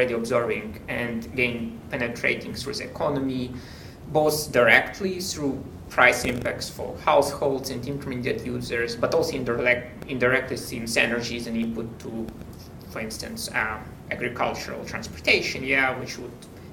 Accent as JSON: {"language": "English", "region": "Kyiv", "country": "Ukraine", "moved": "as an adult", "lives_now": "United States", "said": "And I'm originally from Kyiv. This is a capital city."}